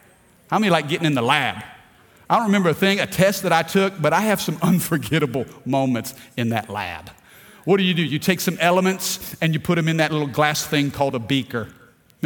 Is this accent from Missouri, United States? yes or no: yes; Missouri, United States; moved away as an adult; my upbringing in Missouri